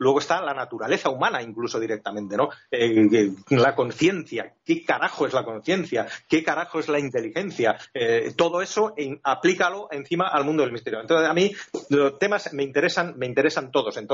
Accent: Finland; born there; also born or lived in Spain; yo soy una persona que nací en Escandinavia, en Finlandia, eh, he ido y he vuelto tanto a Finlandia como a España, he mezclado en mi juventud bastantes veces

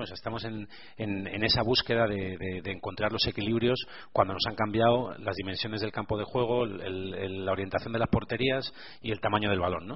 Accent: Burgos, Castile and León, Spain; a pesar de ser de Burgos, eh, la tendencia a ser optimista, que es una cosa muy poco habitual en mi tierra

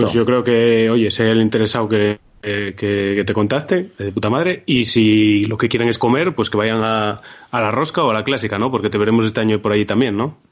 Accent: Asturias, Spain; somos asturianos nosotros

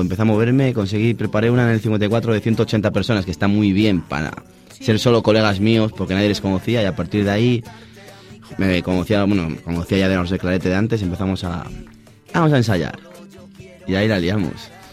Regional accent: village on the Porma river, Castile and León, Spain; el río de mi pueblo, el Porma

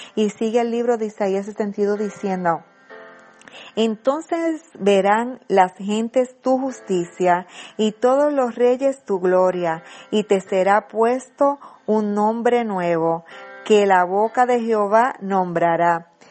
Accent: Puerto Rico; nuestra isla de Puerto Rico

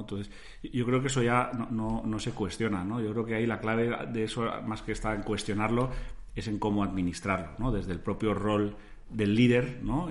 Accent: Spain; cómo nos ven a los españoles

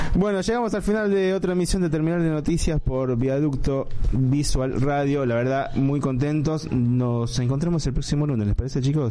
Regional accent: Lomas de Zamora, Buenos Aires Province, Argentina; en Lomas de Zamora, donde yo nací

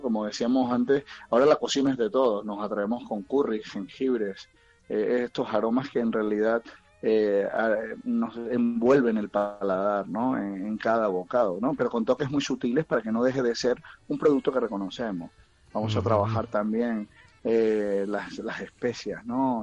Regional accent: Venezuela; moved away as an adult; also born or lived in Central America; now in Murcia, Spain

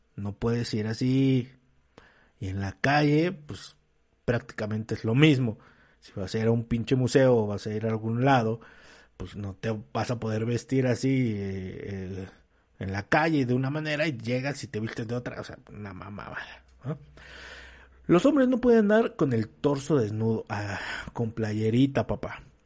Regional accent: Mexico; nosotros como mexicanos

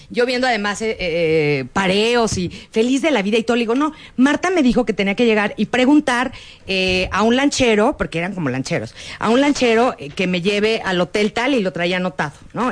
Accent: Mexico; Yo no soy de aquí, yo soy de México.

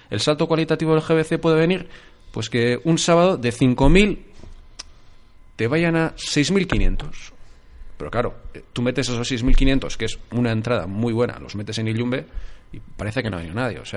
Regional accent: Eibar, Basque Country, Spain; Yo vengo de Ibar. El Ibar tenía día grande el sábado pasado.

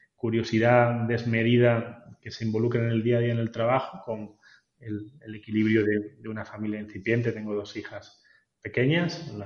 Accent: Granada, Andalusia, Spain; moved away; somos granadinos

